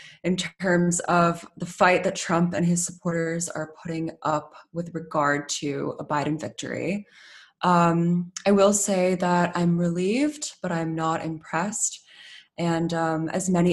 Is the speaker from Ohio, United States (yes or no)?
yes; Ohio, United States; my home state of Ohio